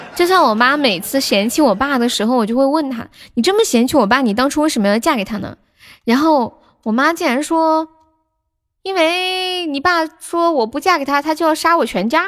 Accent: Sichuan, China; accent: Sichuanese; 我是四川的，不是重庆的，但我这里离重庆挺近的

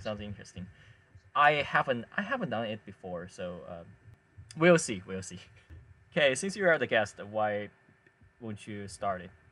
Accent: Chengdu, Sichuan, China; now in Hangzhou, China; my hometown is Chengdu.

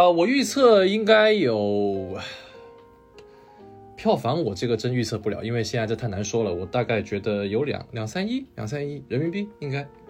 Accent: China; 我这个不是韩国人啊，我是这个中国人，哈哈，土生土长的中国人。

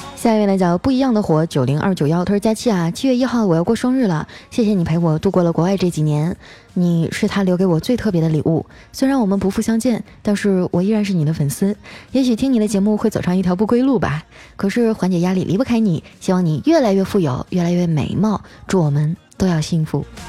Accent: Qitaihe, Heilongjiang, China; moved away; 我七台河的老乡啊

